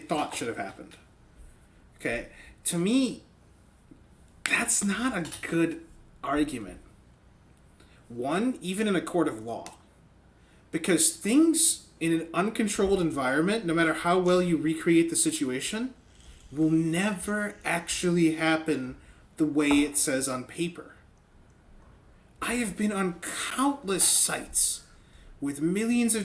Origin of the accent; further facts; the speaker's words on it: northern Michigan, United States; now in Texas, United States; I was born in northern Michigan on the 4th of July, and now I live in Texas